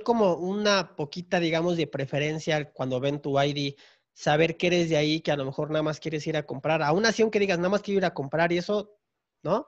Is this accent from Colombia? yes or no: no; Tapachula, Chiapas, Mexico; yo soy de Chiapas, entonces eh, de donde yo soy, que es Tapachula, Chiapas, estamos pegados con Guatemala.